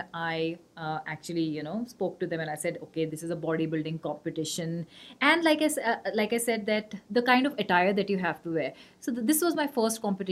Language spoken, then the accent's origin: English; Gwalior, Madhya Pradesh, India; I'm from Gwalior